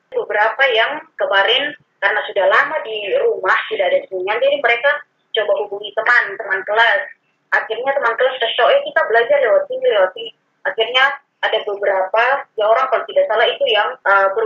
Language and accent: Indonesian; Kupang, East Nusa Tenggara, Indonesia; now in Sentani, Indonesia; asalnya dari Kupang, Nusa Tenggara Timur. Sekarang saya ngajar di, sekarang saya ada di berdomisili di Papua, ya di Sentani